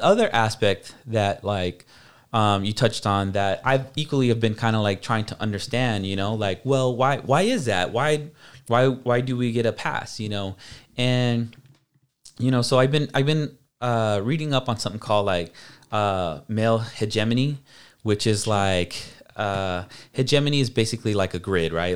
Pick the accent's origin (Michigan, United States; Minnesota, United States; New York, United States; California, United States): California, United States; Hayward; I grew up in South Hayward